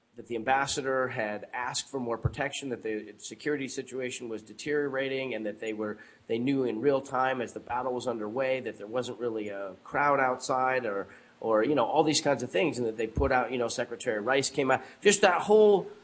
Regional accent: United States; States of America my home country

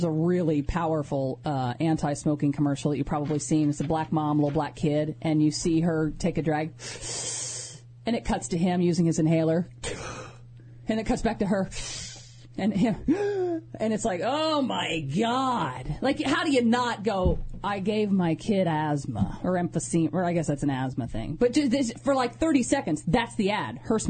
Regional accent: Tennessee, United States; growing up in Tennessee

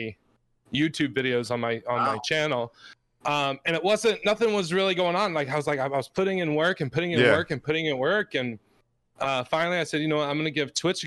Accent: Virginia, United States; moved away; also born or lived in Alabama; I grew up in the state of Virginia

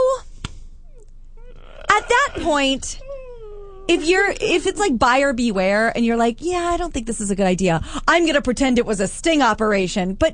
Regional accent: Midwest, United States; I am from the Midwest.

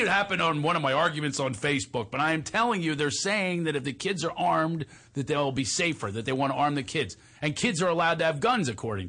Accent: Tennessee, United States; born there; I was born in Tennessee, in Western Tennessee. I was one of nine children

